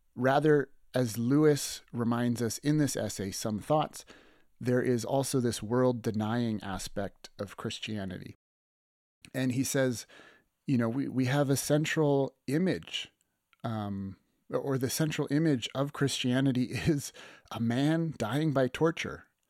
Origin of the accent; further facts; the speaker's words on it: Lethbridge, Alberta, Canada; this landmark bridge that's in my hometown of Lethbridge